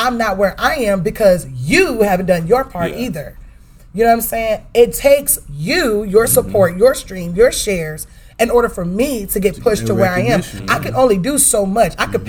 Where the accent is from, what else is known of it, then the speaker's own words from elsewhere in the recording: Dallas, Texas, United States; moved away; Okay, so Dallas, right? My hometown, Dallas Fort Worth.